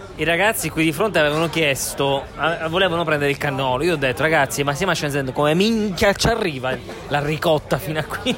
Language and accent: Italian; Southern Italy, Italy; essendo terrone io